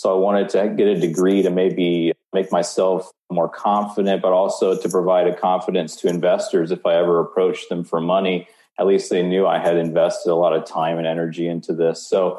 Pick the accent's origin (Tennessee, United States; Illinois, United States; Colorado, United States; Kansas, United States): Tennessee, United States; born there; also born or lived in Omaha, Nebraska; Yes, I was born in Tennessee, went to college in Omaha, Nebraska at Creighton University, and that'll kind of come back into the story later on.